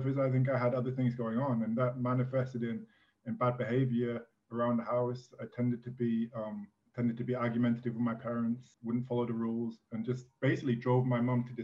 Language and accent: English; England, United Kingdom; moved away as an adult; also born or lived in United States / France / Italy; I'm an English citizen, born and raised, but left England when I was 18